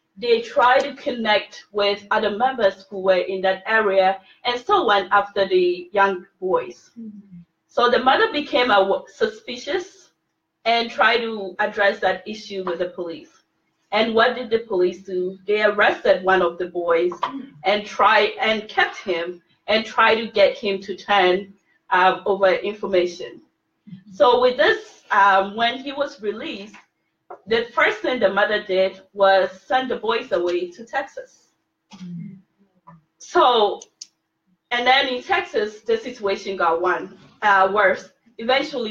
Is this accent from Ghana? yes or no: yes; Ghana; now in United States; I'm originally from Ghana, I speak to my family all the time in Ghana